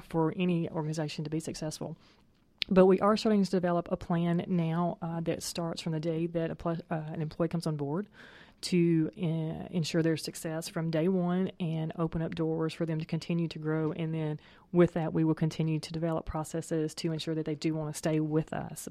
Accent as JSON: {"language": "English", "region": "Tennessee", "country": "United States", "tie": "born or raised there", "moved": "as an adult", "lives_now": "Atlanta, United States", "said": "I'm a native of Tennessee"}